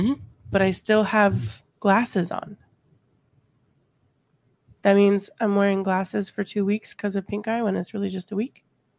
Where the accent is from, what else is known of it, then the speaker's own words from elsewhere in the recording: Colorado, United States; moved away; So I'm from Colorado, and there's a lot of snow in Colorado